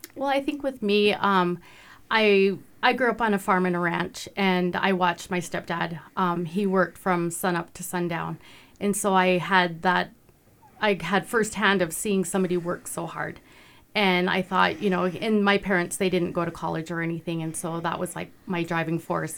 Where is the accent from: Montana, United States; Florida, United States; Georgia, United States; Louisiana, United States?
Montana, United States; Browning; moved away as an adult; also born or lived in Durango, Colorado / Belgrade, Montana; now in Ulm, United States; I'm actually from Browning as well. and graduated from Browning High School